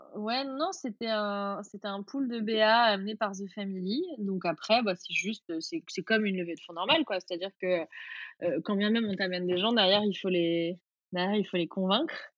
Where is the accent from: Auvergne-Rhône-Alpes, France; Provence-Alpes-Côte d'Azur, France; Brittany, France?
Auvergne-Rhône-Alpes, France; Vichy; moved away; also born or lived in United States; j'ai grandi à Vichy